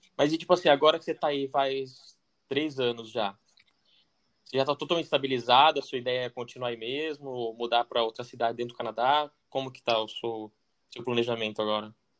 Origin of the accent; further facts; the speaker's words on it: Itatiba, São Paulo, Brazil; moved away; also born or lived in France; a gente é de Tatiba ainda, que é bem tranquilo